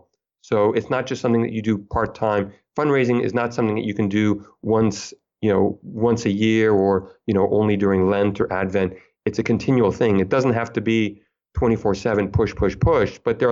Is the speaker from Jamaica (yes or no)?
no; United States; now in Provence, France; when I go to France and I mention I'm American, they're like, oh yeah, I definitely hear the accent.